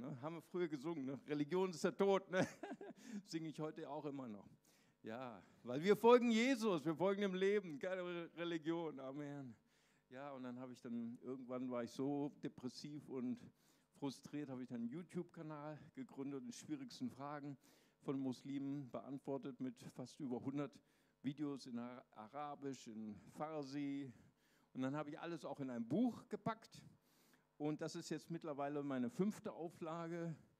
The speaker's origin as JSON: {"language": "German", "town": "Recife", "region": "Pernambuco", "country": "Brazil", "tie": "born or raised there", "moved": "yes", "said": "ich bin geboren in Brasilien, in Recife"}